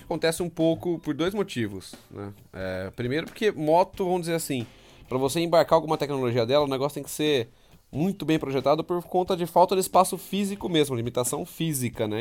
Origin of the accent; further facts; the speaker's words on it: Amparo, São Paulo, Brazil; eu sou de Amparo, eu tô a 100km de casa